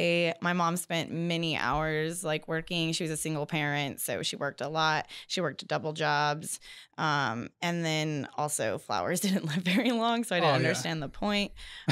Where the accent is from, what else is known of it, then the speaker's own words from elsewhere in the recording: Bakersfield, California, United States; I'm 33, almost 34. I was born and raised here in Bakersfield.